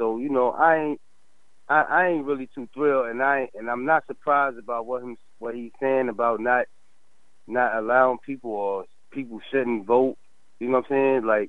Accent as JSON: {"language": "English", "region": "North New Jersey", "country": "United States", "said": "You know, I'm from North New Jersey"}